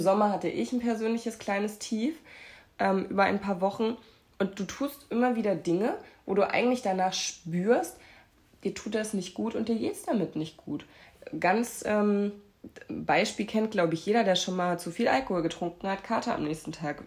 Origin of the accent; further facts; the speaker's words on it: Erfurt, Thuringia, Germany; now in Hamburg, Germany; von Erfurt ist, wo meine Familie wohnt, wo ich herkomme ursprünglich